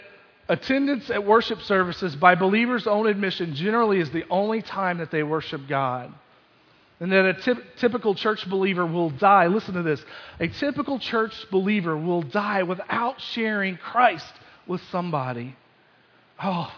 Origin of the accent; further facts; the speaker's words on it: Kentucky, United States; growing up in Kentucky